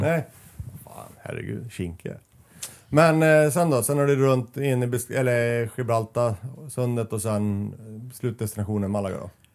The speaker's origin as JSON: {"language": "Swedish", "town": "Västerås", "region": "Västmanland", "country": "Sweden", "said": "här i Västerås, där jag kommer ifrån"}